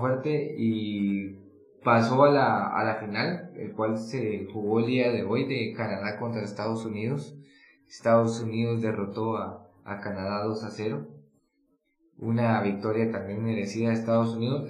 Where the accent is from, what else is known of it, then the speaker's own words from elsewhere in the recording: Guatemala; nuestra realidad de guatemaltecos